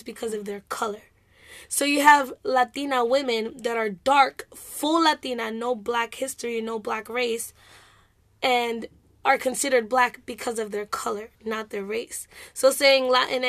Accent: United States; also born or lived in New York / Florida; I was born and raised in New York and Florida.

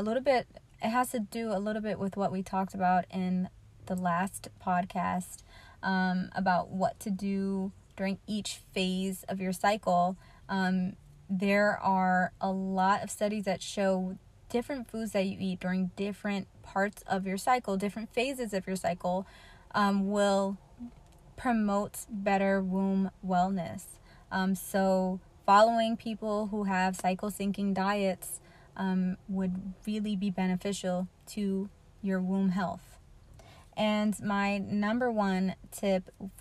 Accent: United States; as an American

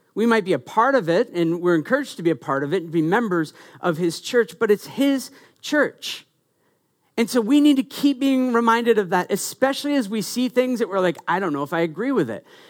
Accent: Maine, United States; I'm from Maine

